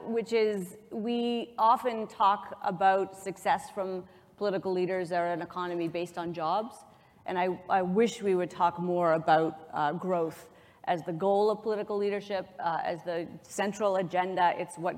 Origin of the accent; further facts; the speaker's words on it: Canada; I have an observation as a Canadian